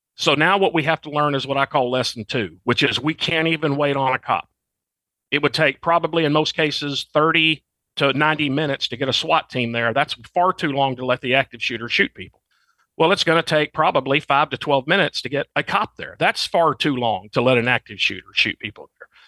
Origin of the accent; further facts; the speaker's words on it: Arkansas, United States; moved away as an adult; I'm from Arkansas, and that's now where I, I'm back home living again.